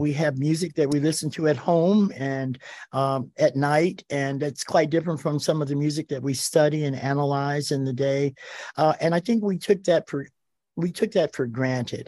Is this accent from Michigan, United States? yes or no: yes; Detroit, Michigan, United States; I grew up in Detroit, Michigan, uh, in the nineteen fifties and sixties